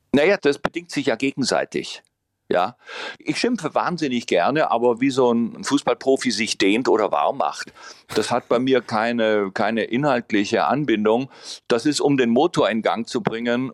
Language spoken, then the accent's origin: German; Baden-Württemberg, Germany; ich bin ja im Piet Kong gebiet aufgewachsen in Baden-Württemberg.